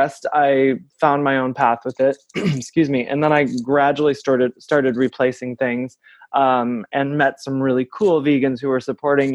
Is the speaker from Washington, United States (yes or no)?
no; Saginaw, Michigan, United States; I'm from Saginaw, Michigan